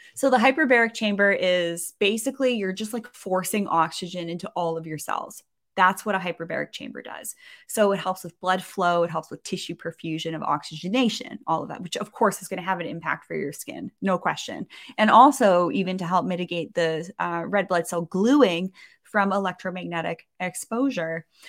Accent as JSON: {"language": "English", "country": "Canada", "said": "I'm a Canadian"}